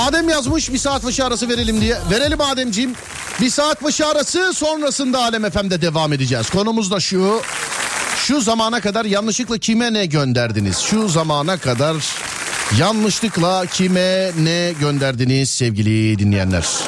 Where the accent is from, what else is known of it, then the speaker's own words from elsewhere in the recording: Istanbul, Turkey; biz İstanbulluyuz.